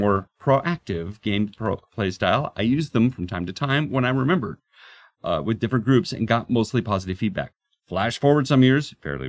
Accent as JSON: {"language": "English", "town": "Portland", "country": "United States", "tie": "born or raised there", "moved": "yes", "said": "I grew up in Portland"}